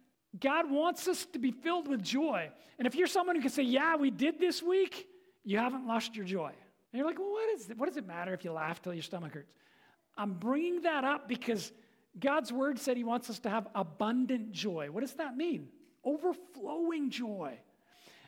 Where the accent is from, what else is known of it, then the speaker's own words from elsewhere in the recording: England, United Kingdom; I'm an Englishman